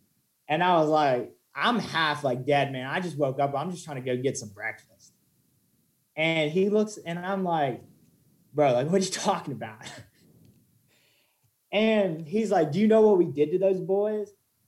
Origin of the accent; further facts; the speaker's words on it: Staunton, Virginia, United States; So I'm from Stanton, Virginia. I go to Liberty University. I graduated from Wilson Memorial High School. So I'm from there, you know.